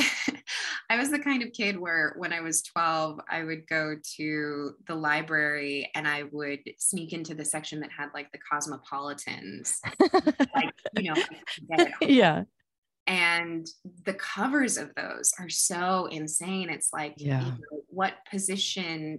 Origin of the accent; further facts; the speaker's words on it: United States; now in Los Angeles, United States; growing up in America